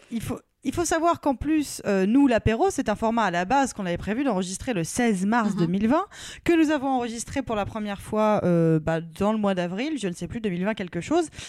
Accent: Paris, Île-de-France, France; je suis parisienne, euh, c'est pas un château hein, chez moi

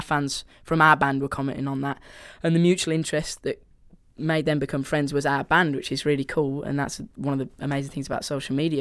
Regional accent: Birmingham, West Midlands, United Kingdom; accent: Brummy; my Brummy accent

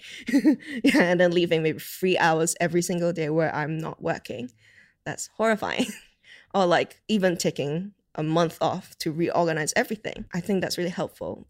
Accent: Hong Kong; now in United Kingdom; growing up in Hong Kong

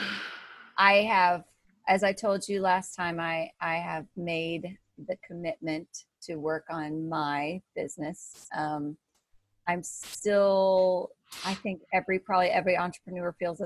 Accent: Missouri, United States; I'm from Missouri

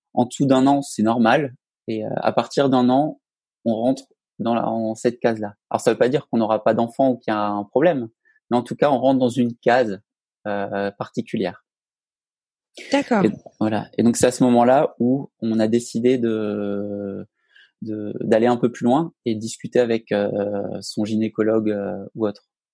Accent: Alsace, Grand Est, France; moved away as an adult; now in Haute-Savoie, France; je viens d'Alsace. Et en fait, à la fin de mes études, j'ai quitté donc cette belle région pour rejoindre donc la Haute-Savoie

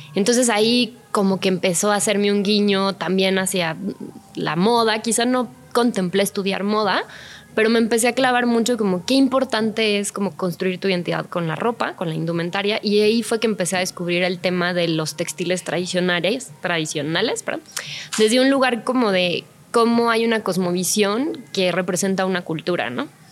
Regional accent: Mexico

